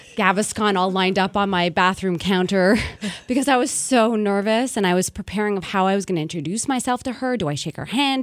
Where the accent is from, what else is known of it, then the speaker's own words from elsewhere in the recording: Montreal, Quebec, Canada; born and raised in Montreal